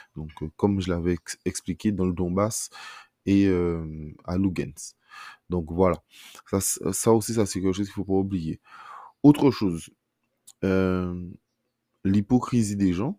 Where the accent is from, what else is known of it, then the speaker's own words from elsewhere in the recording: France; en tant que Français